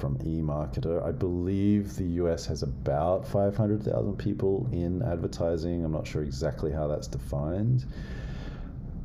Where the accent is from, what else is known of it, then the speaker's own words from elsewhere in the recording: Australia; moved away; I know I'm a white dude, but as an Aussie